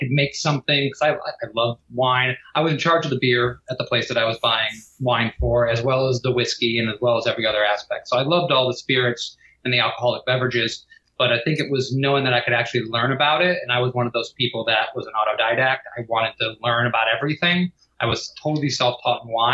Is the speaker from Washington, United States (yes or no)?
no; Detroit, Michigan, United States; moved away as an adult; now in Florida, United States; I was born and raised in Detroit